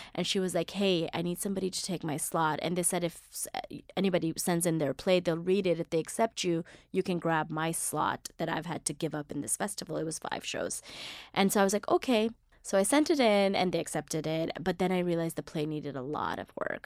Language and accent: English; Mississippi, United States; now in New York City, United States; I grew up in Mississippi, so it was just black, white, and me